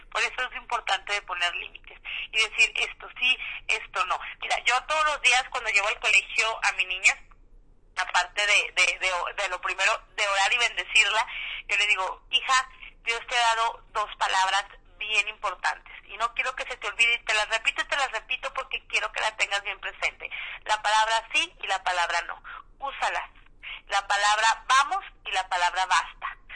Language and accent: Spanish; Mexico; aquí en México, en mi país